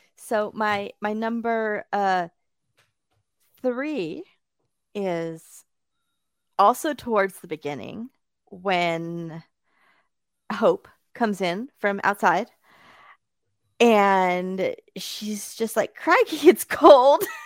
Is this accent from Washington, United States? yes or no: no; Bakersfield, California, United States; now in Chicago, United States; my hometown, that's of Bakersfield, California